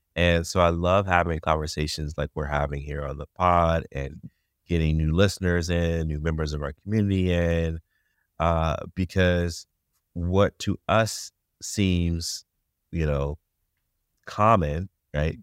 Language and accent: English; United States; as an English-speaking American